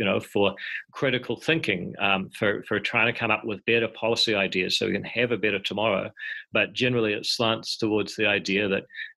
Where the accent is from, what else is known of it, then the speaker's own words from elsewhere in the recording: Palmerston North, Manawatū-Whanganui, New Zealand; also born or lived in Auckland; I was born in Palmerston North